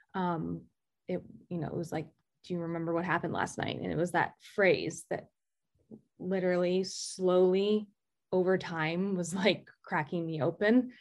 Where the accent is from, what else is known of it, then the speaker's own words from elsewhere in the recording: Greenwich, Connecticut, United States; also born or lived in Maine; I'm from Greenwich, Connecticut